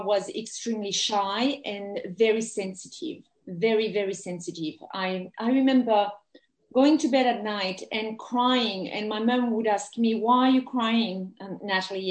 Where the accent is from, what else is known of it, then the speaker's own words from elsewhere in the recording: France; English is a second language; moved away as an adult; also born or lived in England; now in Australia; I grew up in France, and I have very good memories of my childhood